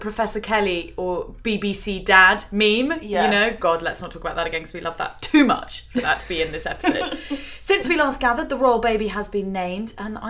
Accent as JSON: {"language": "English", "region": "England", "country": "United Kingdom", "said": "I think it's probably …, but because we're English, we say …."}